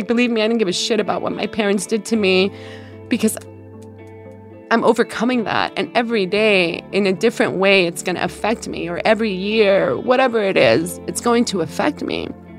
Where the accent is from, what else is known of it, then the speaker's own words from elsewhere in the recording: Mexico City, Mexico; now in United States; So I'm an immigrant. I was born and raised in Mexico City, but my parents are from all over, you know, Central America.